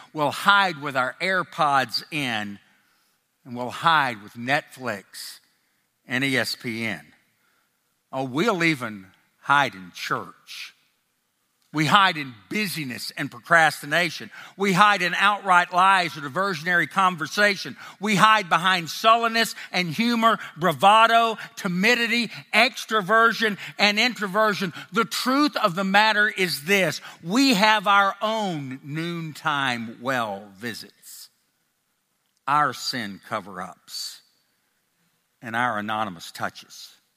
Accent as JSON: {"language": "English", "town": "Nashville", "region": "Tennessee", "country": "United States", "tie": "born or raised there", "accent": "a little bit Tennessee, and a little bit Texas", "moved": "yes", "lives_now": "Texas, United States", "said": "I grew up in Nashville, Tennessee, but I've lived most of my life in Texas"}